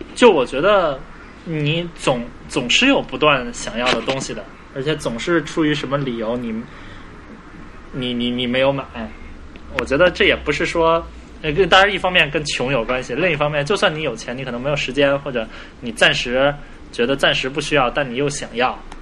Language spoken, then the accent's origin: Chinese; China; 作为中国人，我不过圣诞节，但是新年过后呢，就马上就要春节了